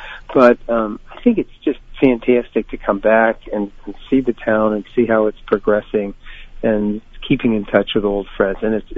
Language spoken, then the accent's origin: English; Lockport, New York, United States; moved away as an adult; I'm very proud of coming from Lockport. I think it's a wonderful community.